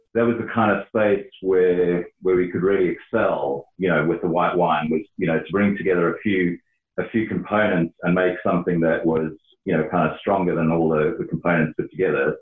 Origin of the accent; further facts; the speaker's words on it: Johannesburg, Gauteng, South Africa; moved away as an adult; also born or lived in Stellenbosch; I grew up in Johannesburg